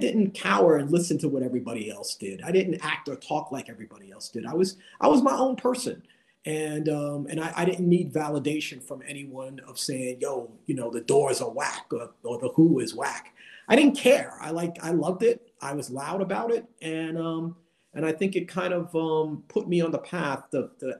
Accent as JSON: {"language": "English", "town": "New York City", "region": "New York", "country": "United States", "tie": "born or raised there", "said": "Growing up in the Bronx and the projects"}